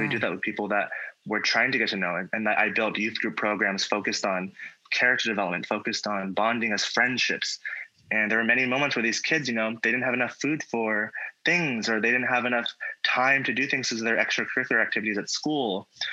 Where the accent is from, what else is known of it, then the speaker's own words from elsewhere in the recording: Virginia, United States; moved away as an adult; now in Hawaii, United States; I'm from Virginia